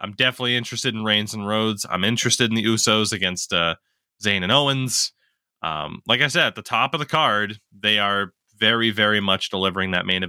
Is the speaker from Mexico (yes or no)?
no; Canada; As a Canadian, you're not allowed